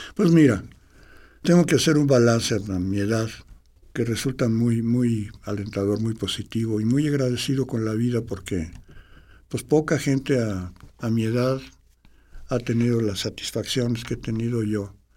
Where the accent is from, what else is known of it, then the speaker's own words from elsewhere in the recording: Mexico City, Mexico; soy chilango